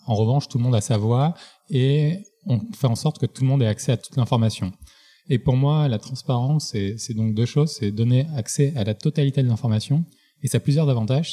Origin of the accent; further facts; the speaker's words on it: Marseille, Provence-Alpes-Côte d'Azur, France; je viens de Marseille, grandi dans bonnes conditions